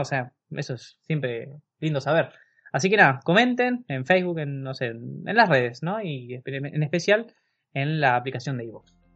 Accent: La Plata, Buenos Aires Province, Argentina; somos de La Plata, de la diócesis de La Plata, provincia de Buenos Aires, en Argentina.

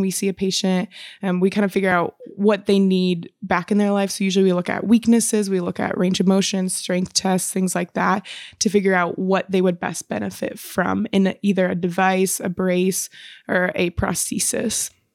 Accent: Michigan, United States; moved away as an adult; also born or lived in Chicago; now in Washington, United States; I'm actually from Michigan

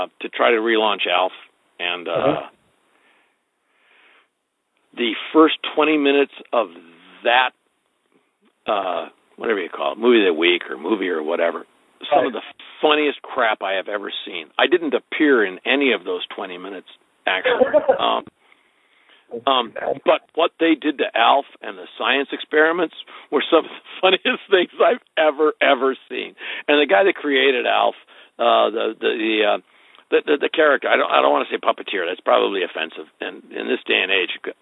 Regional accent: Wisconsin, United States; I'm like basically from Wisconsin.

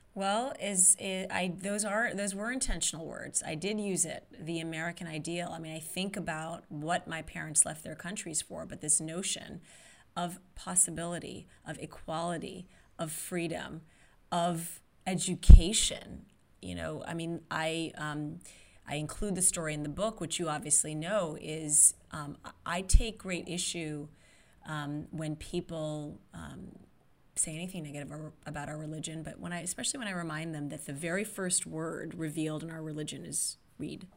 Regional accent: Saudi Arabia; moved away; growing up in Saudi Arabia

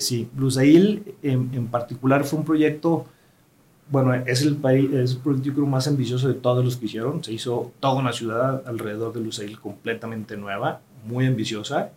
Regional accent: Mexico; nosotros como mexicanos

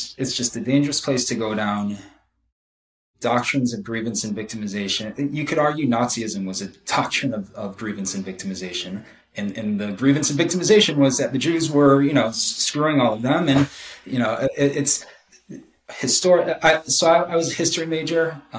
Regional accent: United States; I am Jewish, but like, I feel very strongly American

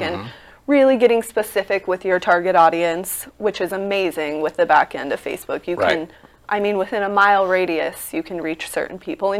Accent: Nevada, United States; I'm from Nevada. I'm not Vegas local, but I am Nevada native

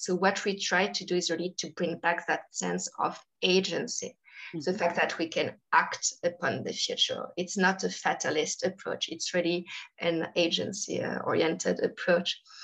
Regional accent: Paris suburbs, Île-de-France, France; I grew up in France, um, actually in the Paris suburbs.

